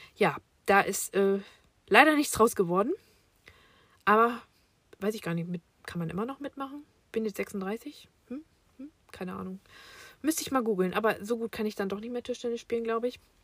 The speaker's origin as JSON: {"language": "German", "country": "Germany", "tie": "born or raised there", "said": "Ich bin im Jahre 1985 in Fechter geboren"}